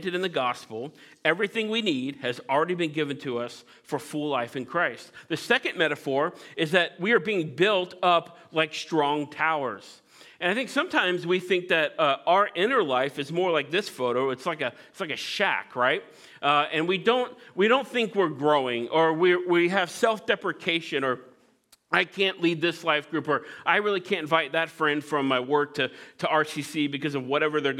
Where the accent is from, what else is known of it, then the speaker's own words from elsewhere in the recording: Midwest, United States; I grew up in the Midwest